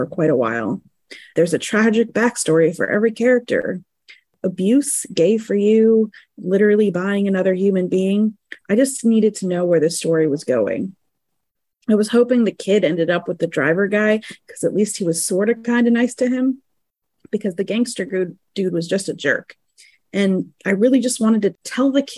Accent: New York, United States; I grew up in New York around communities that had relatives that died in the Holocaust

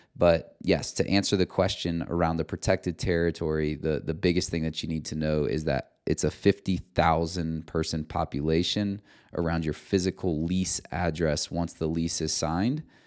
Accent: Cedar Rapids, Iowa, United States; Cedar Rapids, Iowa, where my hometown is

